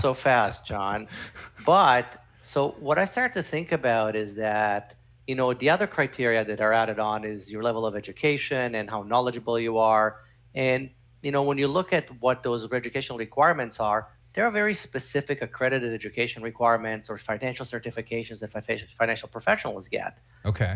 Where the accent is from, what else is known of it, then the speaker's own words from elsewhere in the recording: Canada; I'm Canadian